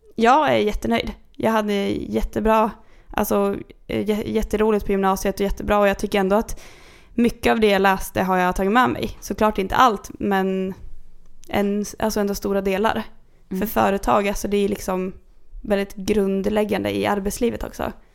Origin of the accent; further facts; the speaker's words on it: Kungsör, Västmanland, Sweden; Jag växte upp i Kungsör.